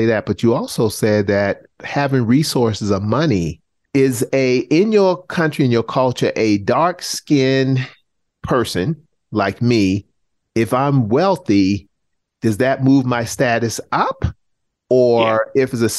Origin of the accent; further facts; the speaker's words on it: Charleston, South Carolina, United States; growing up in the South and South Carolina, where many of my ancestors were enslaved